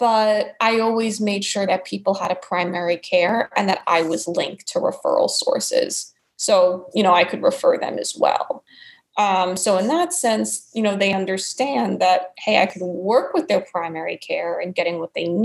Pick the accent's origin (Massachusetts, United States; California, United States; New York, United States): New York, United States; accent: New York; So I've kept my New York accent all these years